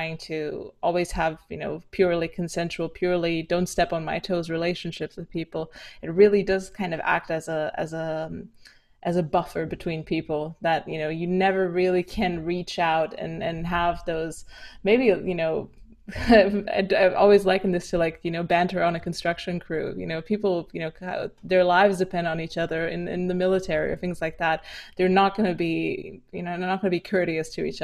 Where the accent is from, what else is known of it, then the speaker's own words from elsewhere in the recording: Romania; moved away; also born or lived in London; growing up in Romania